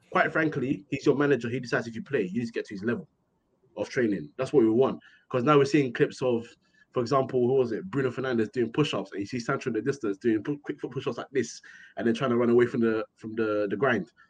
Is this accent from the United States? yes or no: no; Ghana; I'm, I'm an African boy. I'm Ghanaian.